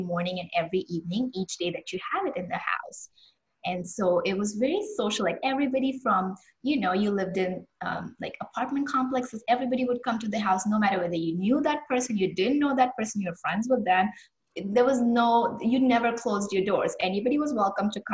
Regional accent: Mumbai, Maharashtra, India; I'm from Bombay, and I grew up just celebrating this festival to its fullest.

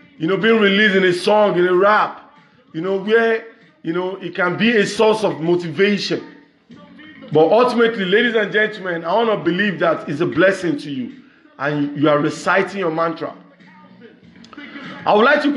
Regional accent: Nigeria; English is a second language; from Nigeria, west side of Africa.

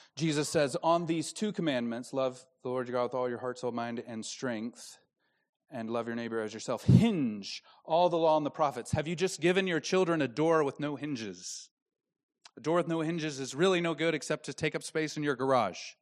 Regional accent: Dallas Fort Worth area, Texas, United States; I'm from the Dallas Fort Worth area

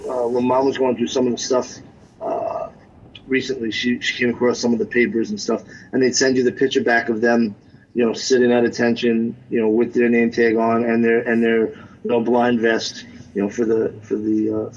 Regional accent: New York City, New York, United States; growing up in the Bronx

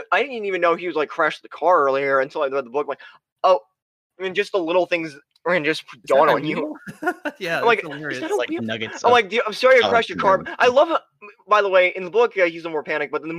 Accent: Las Vegas, Nevada, United States; my hometown of Las Vegas

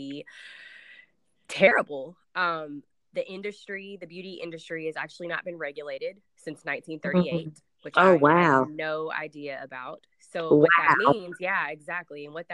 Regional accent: Nashville, Tennessee, United States; So I am from Nashville, Tennessee. I do still currently live in Nashville

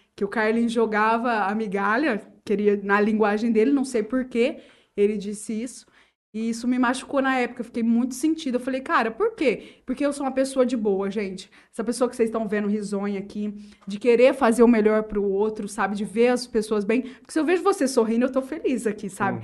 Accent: Urânia, São Paulo, Brazil; Eu nasci em Urânia, inclusive na época que a Santa Casa realizava partos, então eu sou natural de Urânia

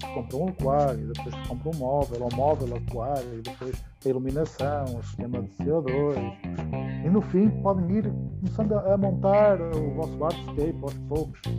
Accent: Portugal; eu utilizo o inglês e não o português como minha língua. Uh, não que eu tenha vergonha, orgulho muito de ser português, também não sou brasileiro. Muita gente pensou que eu era brasileiro, não sou brasileiro, sou português.

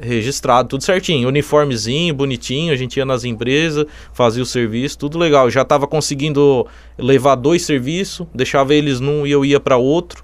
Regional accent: Içara, Santa Catarina, Brazil; also born or lived in Jaraguá do Sul; eu sou de Sara, nasci em Sara

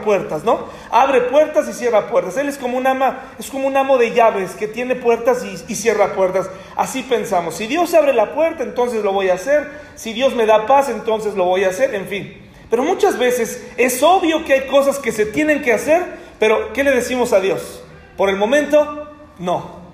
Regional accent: Mexico; como mexicano

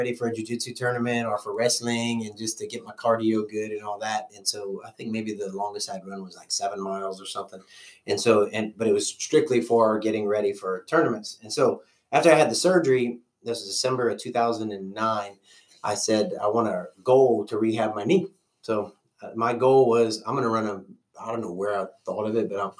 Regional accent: Louisiana, United States; accent: Cajun; moved away as an adult; now in Oklahoma, United States; I'm originally from Louisiana, and my accent will probably come out

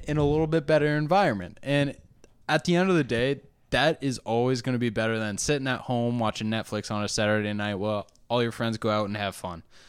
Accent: New Hampshire, United States; moved away; I also came from a, a, a small town, or, I mean, I'm from New Hampshire, too

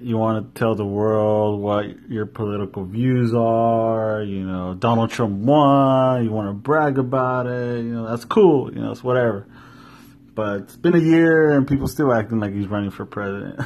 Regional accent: Yakima, Washington, United States; born or raised there

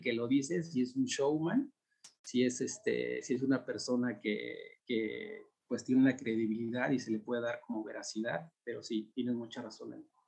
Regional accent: Mexico City, Mexico; yo crecí en el Ajusco

